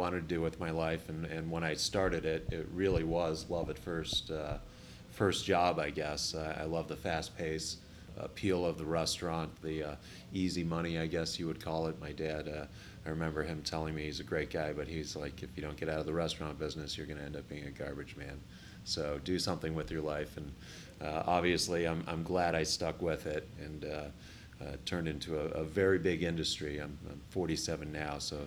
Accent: Chicago, Illinois, United States; moved away as an adult; also born or lived in Colorado / Ohio; I'm from Chicago

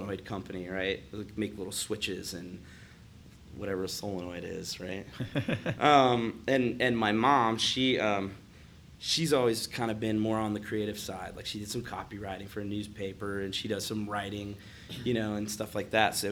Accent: north of Dayton, rural Ohio, United States; I grew up in Ohio. I was born and raised in Ohio. More like, you know, north of Dayton.

